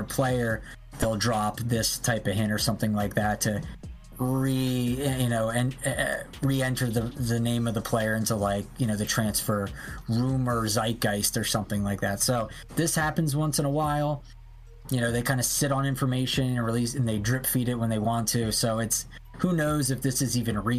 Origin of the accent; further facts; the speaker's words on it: Atlanta, Georgia, United States; it's in my hometown